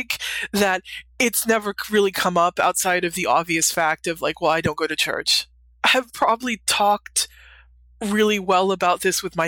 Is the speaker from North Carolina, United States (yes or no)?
yes; Western North Carolina, United States; I grew up in Western North Carolina, so I grew up in the Bible Belt